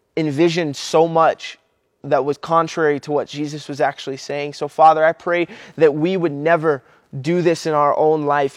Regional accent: Kentucky, United States; I'm from Kentucky

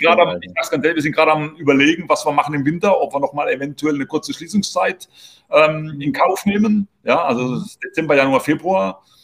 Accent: Heidelberg area, Baden-Württemberg, Germany; moved away as an adult; now in Spain; ich komme jetzt aus der Heidelberger Gegend

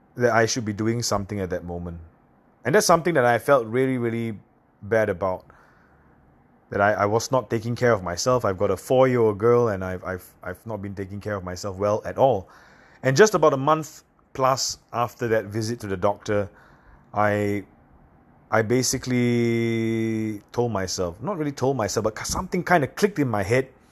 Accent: Singapore; I come from a little island in Southeast Asia called Singapore

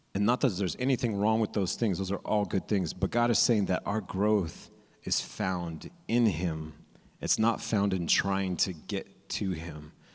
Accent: California, United States; I'm from California, so I went to Disneyland

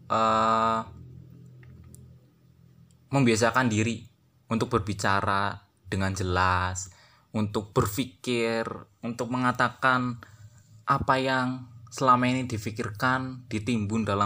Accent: Purwokerto, Central Java, Indonesia; Saya orang Purwokerto dan saat ini sedang menempuh kuliah di salah satu universitas di kota Purwokerto.

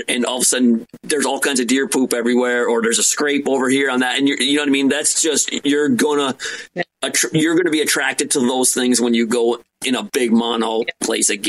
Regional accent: Michigan, United States; now in New Jersey, United States; I'm from Michigan I'm from a very rural part of Michigan

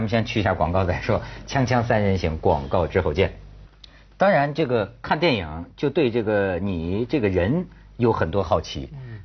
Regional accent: northern China, China; accent: northern Chinese speech; 照我们这北方话说

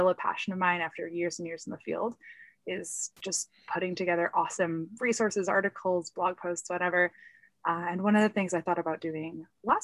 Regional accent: United States; I am Polish American.

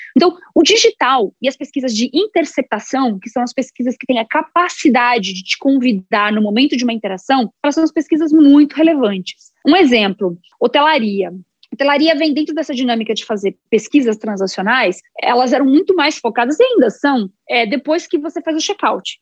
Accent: São Carlos, São Paulo, Brazil; Sou nascida numa cidade do interior, em São Paulo, São Carlos

